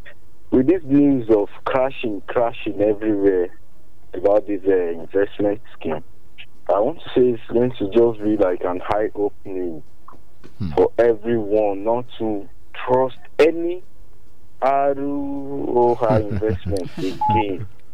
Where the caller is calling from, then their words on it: Okemesi, Ekiti, Nigeria; from Okemesi.